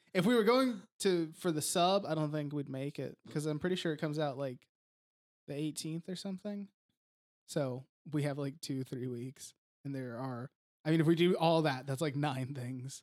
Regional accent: United States; whenever I was a kid growing up in America

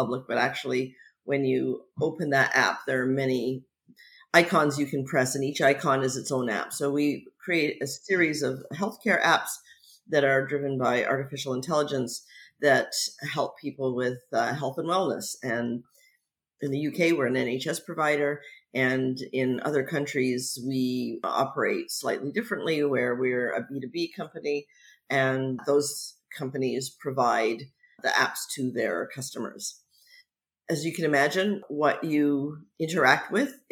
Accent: near Niagara Falls, Ontario, Canada; moved away as an adult; also born or lived in Montreal / Vancouver; now in London, United Kingdom; I grew up near Niagara Falls, but spent many years in Montreal and then spent many years in Vancouver

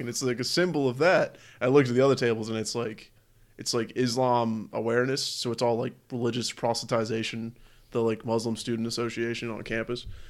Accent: United States; as an American

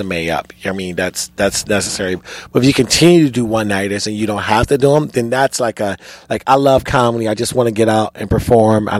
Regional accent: Chicago, Illinois, United States; I was born and raised in Chicago

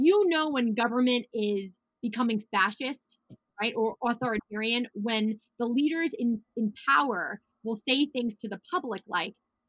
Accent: New York, United States; I'm so proud to be a New Yorker

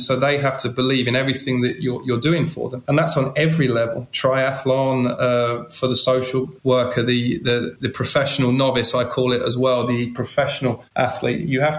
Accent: England, United Kingdom; I was in their environment as an Englishman.

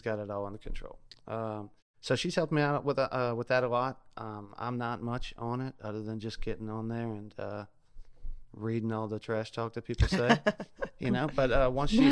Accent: South Louisiana, United States; now in Ocean Springs, United States; I'm originally from South Louisiana

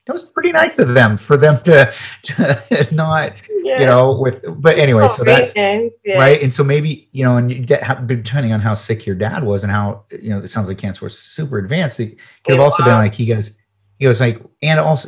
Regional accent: United States; I'm from the United States

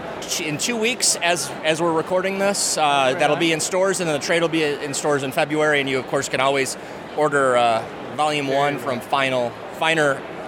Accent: Ohio, United States; now in Seattle, United States; I'm from Ohio originally, right up I-75 there.

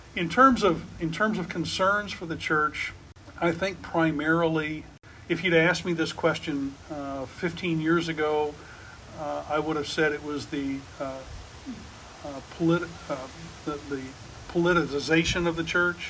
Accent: near Shiloh, Illinois, United States; when I was a pastor in Shiloh, Illinois, uh, which was near my hometown

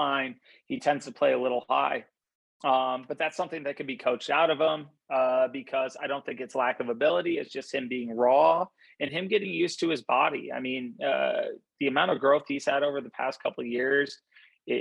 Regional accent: Madison, Wisconsin, United States; moved away; I grew up in Madison, Wisconsin, when my dad was the defensive coordinator at Wisconsin.

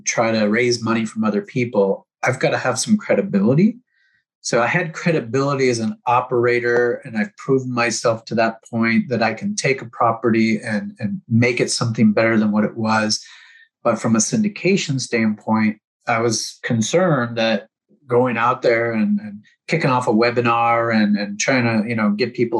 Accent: Houston, Texas, United States; I'm from Houston

